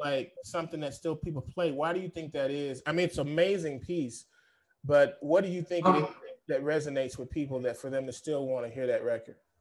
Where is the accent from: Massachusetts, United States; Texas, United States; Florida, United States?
Texas, United States; Fort Worth; now in San Diego, United States; I'm from Fort Worth, Dallas, Fort Worth, Texas, even though I live in San Diego now